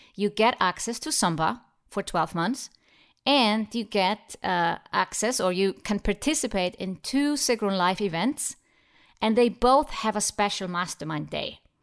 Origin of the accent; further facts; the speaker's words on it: Iceland; Iceland, my home country